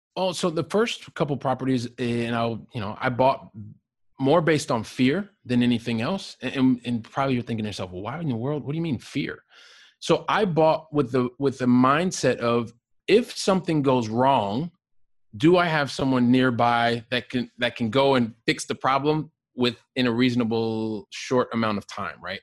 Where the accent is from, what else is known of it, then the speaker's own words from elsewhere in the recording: Ohio, United States; moved away as an adult; also born or lived in Aurora, Colorado / Texas; now in Barcelona, Spain; I grew up in Ohio